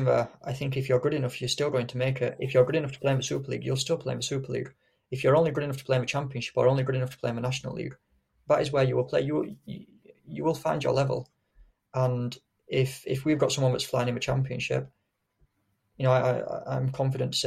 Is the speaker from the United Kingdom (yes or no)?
yes; Yorkshire and the Humber, United Kingdom; I'm from Yorkshire